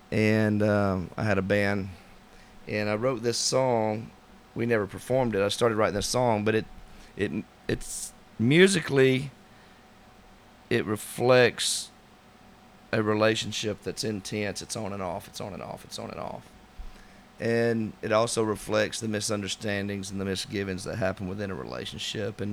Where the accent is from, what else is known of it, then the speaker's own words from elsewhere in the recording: Georgia, United States; I'm from Latham Town, Georgia, and a singer-songwriter